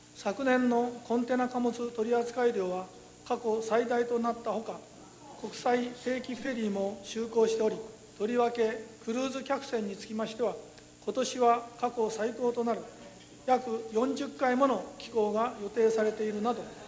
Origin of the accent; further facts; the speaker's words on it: Ishikawa, Japan; now in Maizuru, Japan; 私が生まれ育った石川県